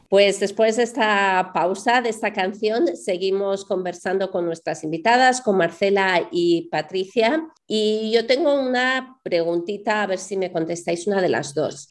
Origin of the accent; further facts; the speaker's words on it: Spain; yo de España